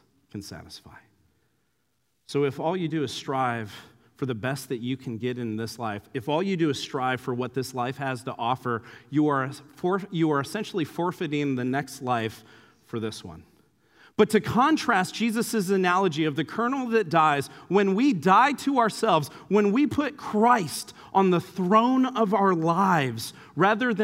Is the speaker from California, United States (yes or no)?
yes; Santa Clara, California, United States; my hometown of Santa Clara